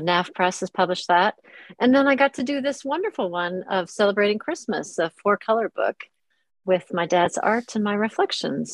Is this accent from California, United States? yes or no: no; Minnesota, United States; moved away as an adult; now in London, United Kingdom; I was raised in Minnesota